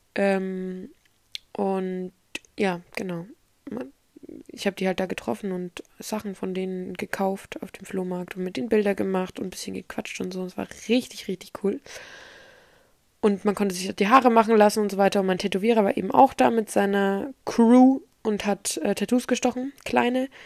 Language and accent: German; Erlangen, Bavaria, Germany; bei uns in Erlangen